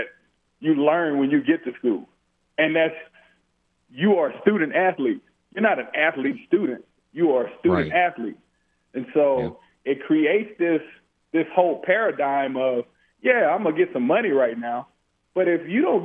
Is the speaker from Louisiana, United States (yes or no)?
yes; Louisiana, United States; I'm from Louisiana